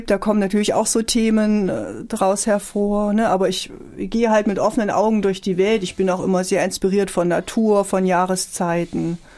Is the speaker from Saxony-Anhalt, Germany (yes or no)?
yes; Tromsdorf, Saxony-Anhalt, Germany; Ich komme auch aus Tromsdorf übrigens, so heißt das Dorf, wo ich